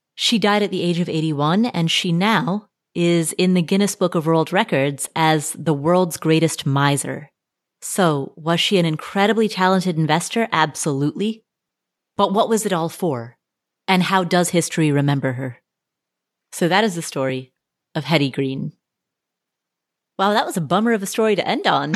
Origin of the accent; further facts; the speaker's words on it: Cincinnati, Ohio, United States; I am also from Cincinnati